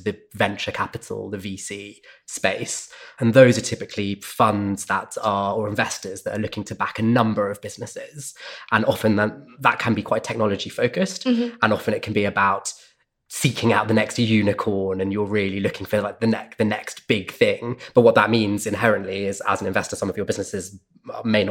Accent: United Kingdom; also born or lived in Sydney, Australia; I grew up just outside London

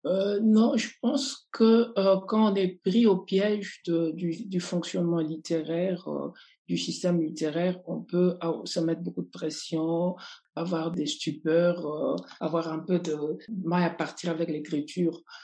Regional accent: Lubumbashi, Haut-Katanga, DR Congo; Je suis né à Lumbashi, dans la région du, du Katanga, une région minière par excellence

